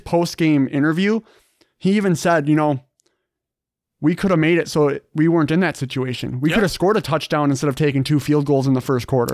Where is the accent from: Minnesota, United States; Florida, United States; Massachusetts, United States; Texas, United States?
Minnesota, United States; it's where I'm from Minnesota